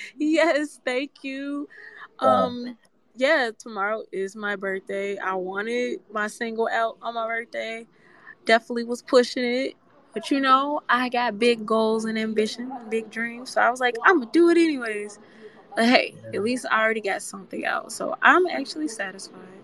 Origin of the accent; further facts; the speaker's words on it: Memphis, Tennessee, United States; I come from Memphis